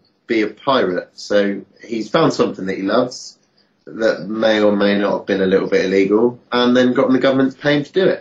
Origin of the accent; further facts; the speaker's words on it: Penzance, South West England, United Kingdom; growing up in Penzance, living in Penzance for so long